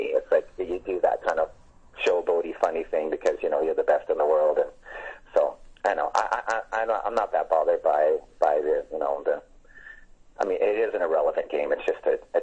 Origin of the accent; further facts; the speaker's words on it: Edmonton, Alberta, Canada; my hometown is Edmonton, Alberta